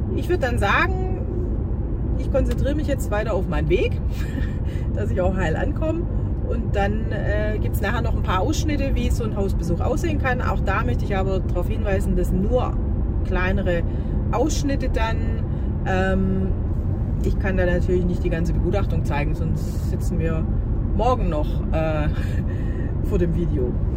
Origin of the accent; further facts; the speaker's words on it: Germany; bei uns in Deutschland